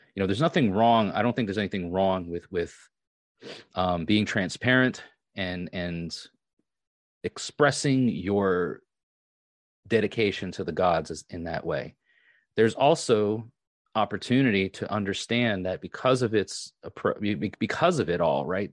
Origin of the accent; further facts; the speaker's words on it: Long Island, New York, United States; moved away; I am actually from Long Island.